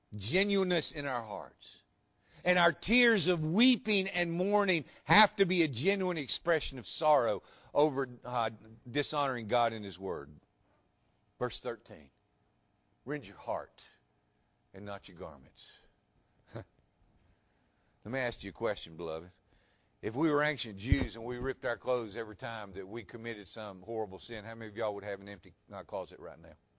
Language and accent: English; West Tennessee, United States; I grew up in West Tennessee.